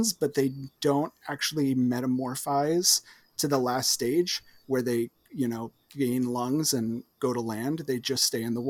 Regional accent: New Jersey, United States; accent: Jersey; my Jersey accent

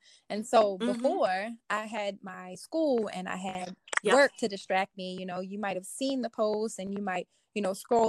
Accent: Baltimore, Maryland, United States; now in Waterbury, United States; I'm actually from Maryland.

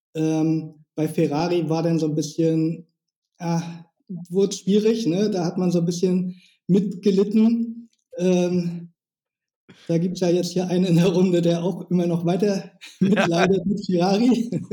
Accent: Schwerin, Mecklenburg-Vorpommern, Germany; now in Lübeck, Germany; ich wohne in Lübeck. Ursprünglich komme ich aus Schwerin ähm, aber jetzt schon seit Ewigkeit in Lübeck.

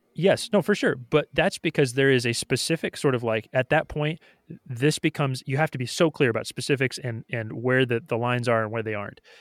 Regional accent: United States; why am I an American citizen? It's like, or why do I consider s, my, myself an American?

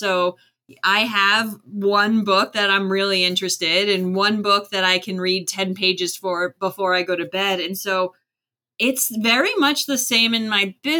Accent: Florida, United States; moved away as an adult; also born or lived in Maryland; I grew up in Florida

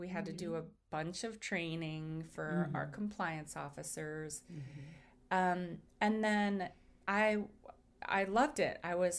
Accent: Washington, District of Columbia, United States; moved away as an adult; also born or lived in New Jersey; Growing up in Washington, D.C.

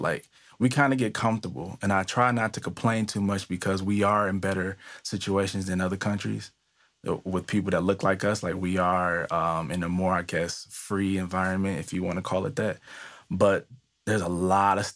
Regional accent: Detroit, Michigan, United States; moved away as an adult; now in East Coast, United States; I am originally from Detroit, but I recently moved maybe about 2 years ago, 2.5 years ago to the East Coast

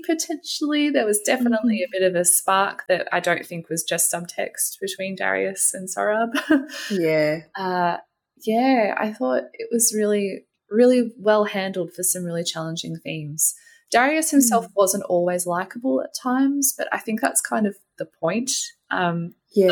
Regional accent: Australia; My hmm. parents were both born in Australia. I was born in Australia, and I'm not a visible minority

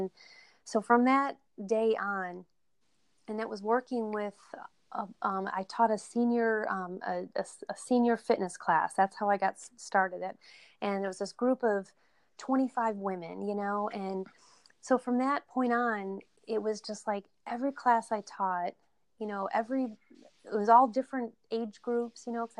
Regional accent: China; He actually emailed me today, but I'm from China, you know, and I can't wait to go meet him face to face someday

